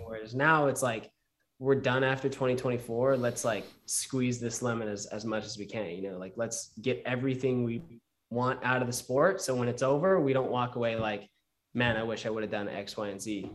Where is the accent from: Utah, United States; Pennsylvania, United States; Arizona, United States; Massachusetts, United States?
Utah, United States; I was raised in Utah